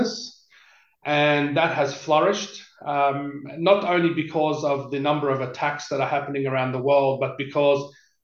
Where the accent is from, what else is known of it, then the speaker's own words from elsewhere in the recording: Sydney, New South Wales, Australia; now in Perth, Australia; I was born in Parramatta Hospital, but I lived in Western Sydney in an area called Greystanes.